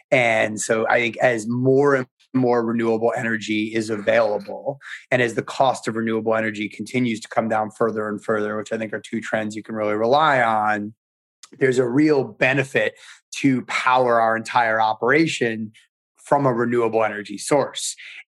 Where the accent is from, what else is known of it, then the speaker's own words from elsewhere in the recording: New York tri-state area, United States; now in Maryland, United States; we grew up in the New York and New Jersey and the tri-state area. And now we've really made a home down in Maryland and in the whole Mid-Atlantic region.